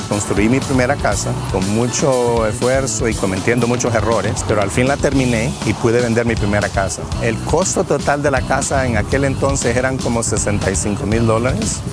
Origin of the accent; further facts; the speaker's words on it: Honduras; moved away as an adult; also born or lived in New York / New Orleans; now in United States; Soy de Honduras